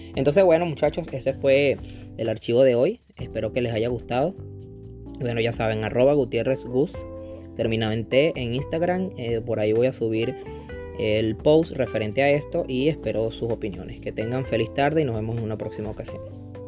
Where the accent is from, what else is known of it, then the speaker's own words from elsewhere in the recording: Venezuela; moved away; del país de donde yo vengo, que soy venezolano